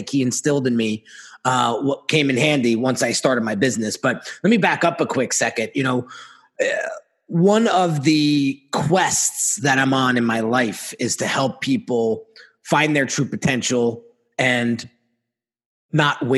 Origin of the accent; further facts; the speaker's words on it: New Jersey, United States; we're in New Jersey, born and raised in New Jersey